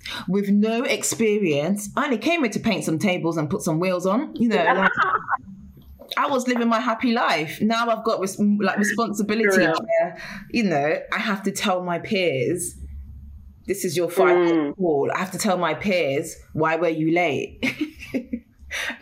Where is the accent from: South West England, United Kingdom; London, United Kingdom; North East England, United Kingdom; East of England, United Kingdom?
London, United Kingdom; I've always lived in London. My parents were born in Ghana